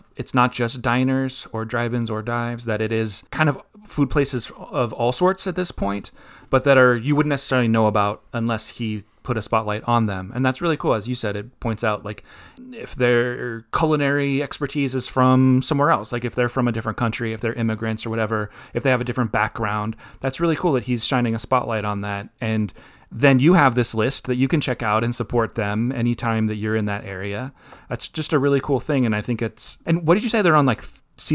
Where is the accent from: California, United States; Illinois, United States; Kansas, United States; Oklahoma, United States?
California, United States; Bay Area; I'm from the Bay Area